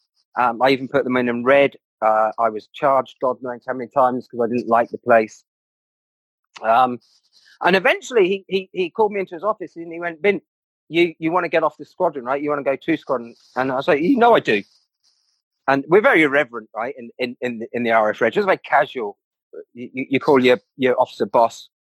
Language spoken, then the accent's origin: English; Reading, South East England, United Kingdom; I grew up in Reading